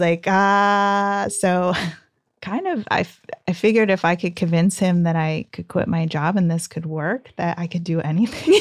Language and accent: English; Ontario, California, United States; I grew up in the Inland Empire, so um, Ontario upland area